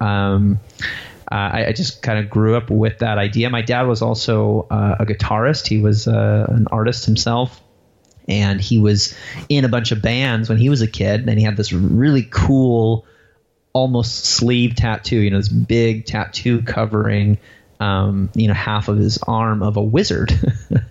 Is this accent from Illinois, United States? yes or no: yes; Waterman, Illinois, United States; I grew up in a town called Waterman, Illinois, which had a population of about 1,100 people. It was in northern Illinois, about an hour outside of Chicago